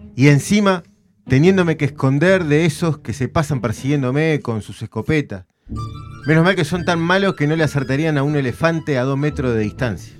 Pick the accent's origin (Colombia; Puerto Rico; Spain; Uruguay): Uruguay; Montevideo; yo soy de Nuevo París